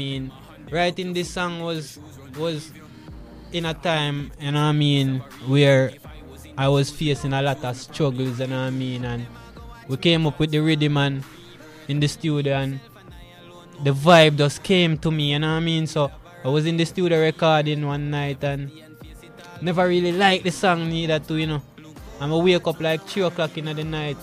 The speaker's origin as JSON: {"language": "English", "town": "Montego Bay", "region": "Saint James", "country": "Jamaica", "tie": "born or raised there", "said": "born and raised in Montego Bay, you know, originally from Granville, but now located in the Lilliput area."}